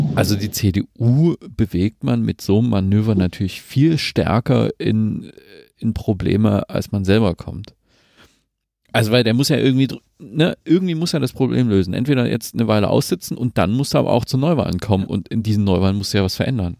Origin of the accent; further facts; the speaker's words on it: Saxony, Germany; ich komme aus Sachsen